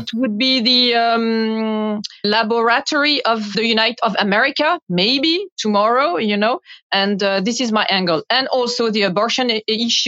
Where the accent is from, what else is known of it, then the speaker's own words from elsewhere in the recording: Paris, Île-de-France, France; English is a second language; my hometown, Paris